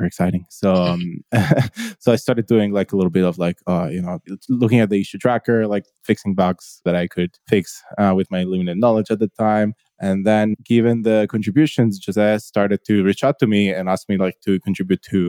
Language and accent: English; Italy; I'm from Italy, based currently in Italy as well, central Italy